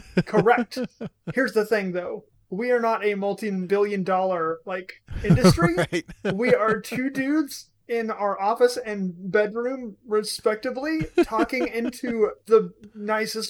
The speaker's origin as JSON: {"language": "English", "country": "United States", "said": "I'm American"}